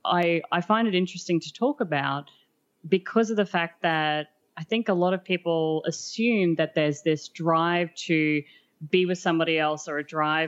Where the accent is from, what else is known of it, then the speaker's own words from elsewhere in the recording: Australia; moved away as an adult; now in Asia; We are from Australia, hence the name Swinging Down Under, but we now live in Asia